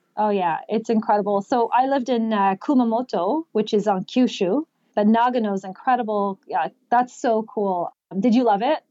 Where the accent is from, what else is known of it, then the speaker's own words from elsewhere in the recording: Canada; I was born and raised here in Canada